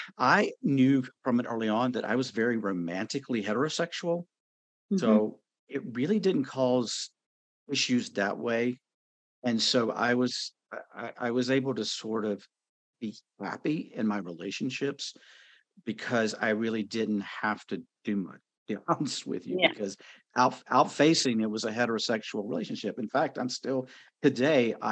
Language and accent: English; North Carolina, United States; I was born and raised in North Carolina, so I am a Bible Belt Southern boy